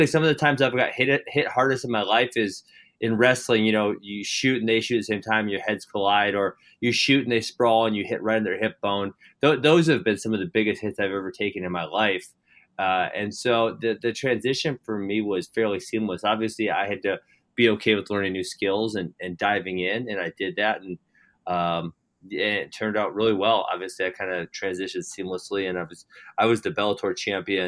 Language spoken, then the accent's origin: English; Hartland, Wisconsin, United States; also born or lived in Missouri; I grew up in Heartland, Wisconsin. I live 5 minutes down the road from where I grew up